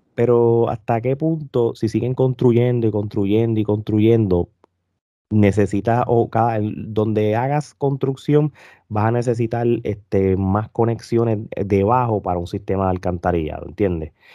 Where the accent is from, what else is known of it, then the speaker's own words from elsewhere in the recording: Puerto Rico; moved away; yo me fui hace muchos años de Puerto Rico